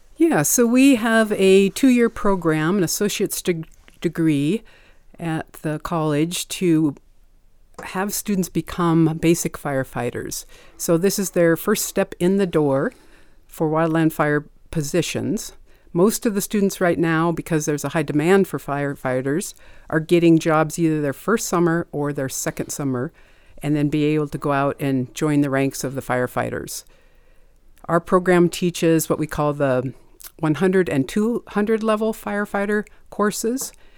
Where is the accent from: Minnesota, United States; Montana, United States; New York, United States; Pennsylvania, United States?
Montana, United States; I was born and raised in Montana